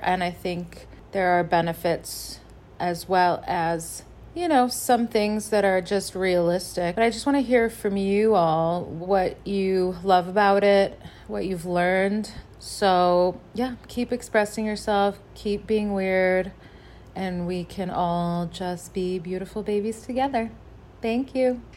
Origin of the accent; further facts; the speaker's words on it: Michigan, United States; moved away as an adult; now in Chicago, United States; Grew up in Michigan and now live in Chicago